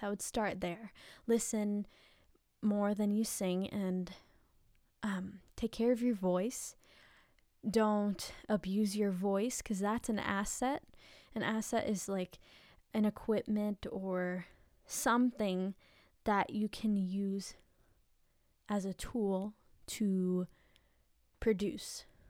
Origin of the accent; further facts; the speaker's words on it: Philippines; I'm Filipino